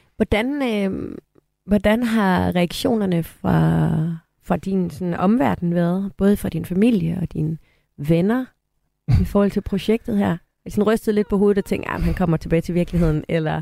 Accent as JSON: {"language": "Danish", "town": "Aarhus", "region": "Central Denmark Region", "country": "Denmark", "moved": "as an adult", "lives_now": "Copenhagen, Denmark", "said": "jeg er fra Aarhus og elsker at komme hjem til Aarhus"}